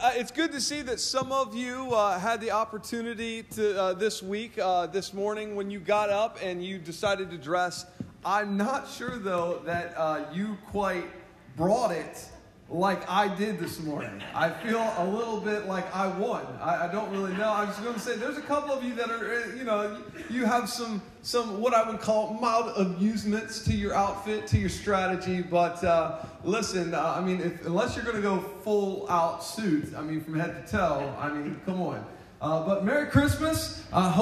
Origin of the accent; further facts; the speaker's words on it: United States; I'm from Sussex County